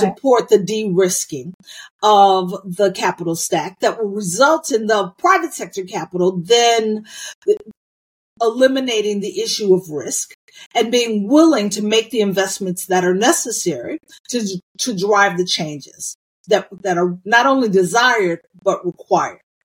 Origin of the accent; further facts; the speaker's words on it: United States; I was born in the United States of America